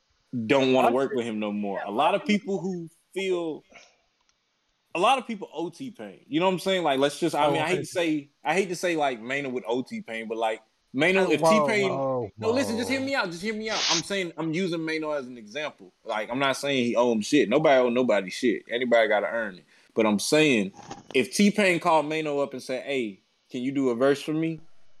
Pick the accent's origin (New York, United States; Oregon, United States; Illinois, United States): New York, United States; I guess it's because we're from New York. Well, we're from up north